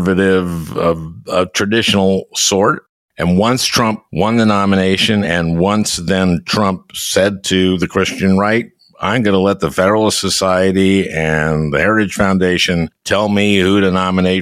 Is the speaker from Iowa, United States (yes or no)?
no; Minnesota, United States; I'm from Minnesota